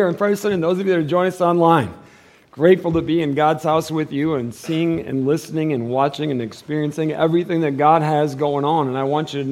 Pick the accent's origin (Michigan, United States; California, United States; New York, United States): Michigan, United States; now in Tucson, United States; I'm from Michigan